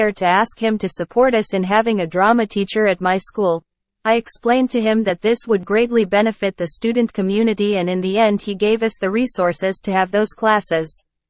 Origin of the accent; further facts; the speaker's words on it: Ciudad Juárez, Chihuahua, Mexico; I was born and raised in Ciudad Juarez, where I studied mostly in public schools.